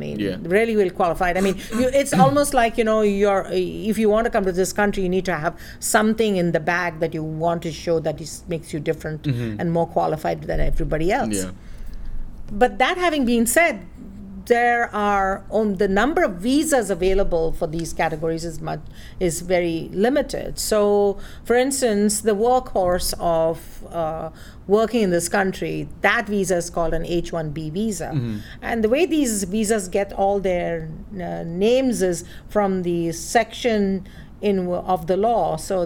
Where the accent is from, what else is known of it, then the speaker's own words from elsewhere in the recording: India; now in United States; I'm originally from India, via some other countries.